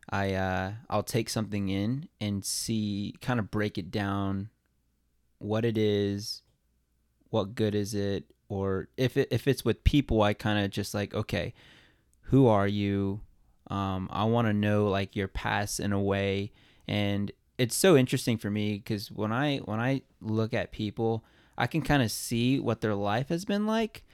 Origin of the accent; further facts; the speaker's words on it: New Braunfels, Texas, United States; moved away as an adult; also born or lived in Colorado; now in Quad Cities, United States; I'm originally born and raised in Texas